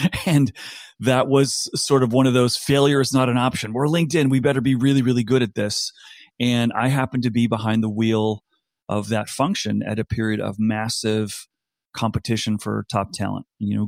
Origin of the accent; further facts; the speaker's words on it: East Coast, United States; also born or lived in South Africa / Singapore; I grew up in South Africa. My parents returned to America when I was about seven. Grew up on the East Coast of the U.S. Then when I finished university, went to the West Coast.